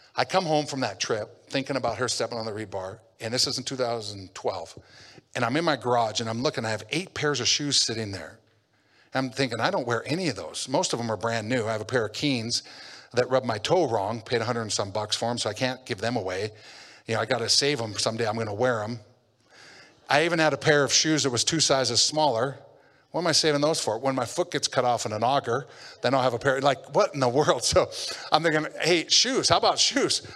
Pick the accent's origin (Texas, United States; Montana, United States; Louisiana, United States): Montana, United States; Havre; I grew up in Havre, Montana